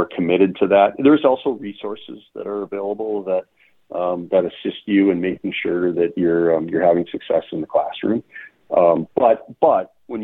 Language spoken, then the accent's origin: English; Minnesota, United States; I'm from Minnesota and my office is in downtown St. Paul